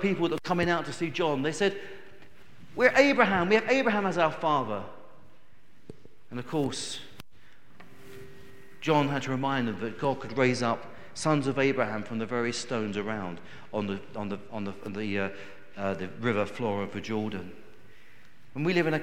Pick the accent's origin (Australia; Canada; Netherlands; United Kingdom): United Kingdom; we as Brits